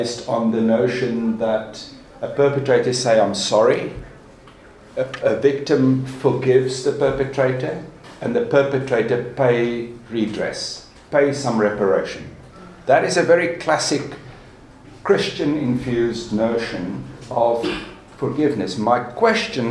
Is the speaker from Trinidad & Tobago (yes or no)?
no; South Africa; as a South African